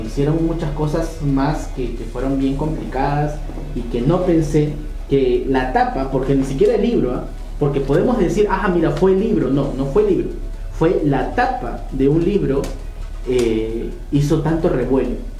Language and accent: Spanish; Peru; nosotros los peruanos somos los que empujamos